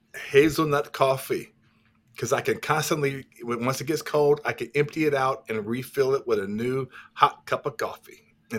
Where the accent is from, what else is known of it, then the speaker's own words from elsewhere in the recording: Wisconsin, United States; because I'm from Wisconsin.